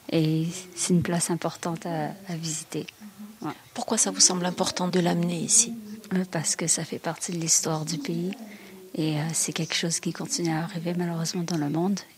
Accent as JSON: {"language": "French", "country": "Rwanda", "said": "Du Rwanda. Je suis avec mon conjoint qui est français."}